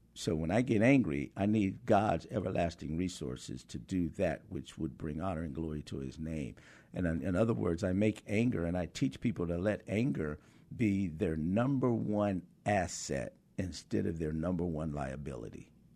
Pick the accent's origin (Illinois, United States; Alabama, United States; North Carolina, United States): North Carolina, United States; High Point; growing up in High Point in the sixties